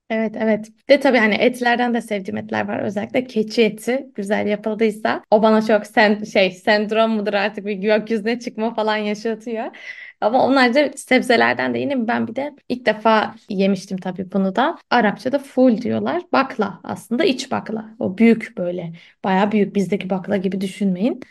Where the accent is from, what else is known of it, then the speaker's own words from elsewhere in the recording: Istanbul, Turkey; Sinopluyum ben. E, ama İstanbul'da doğup büyüdüm.